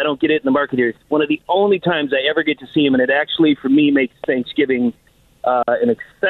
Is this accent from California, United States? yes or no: no; Michigan, United States; now in Indiana, United States; So I'm a transplant from Michigan. I'm a lifelong Lions fan.